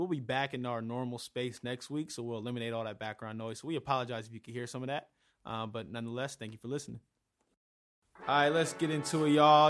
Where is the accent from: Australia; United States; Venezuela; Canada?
United States; Inglewood, California; I grew up in Inglewood